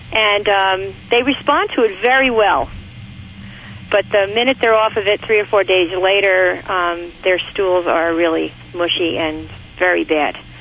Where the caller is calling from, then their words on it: Orange Park, Florida, United States; I'm calling from Orange Park, Florida.